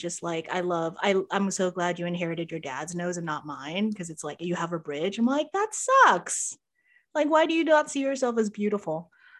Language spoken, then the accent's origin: English; Philippines; there's so many whitening products, like, growing up in the Philippines.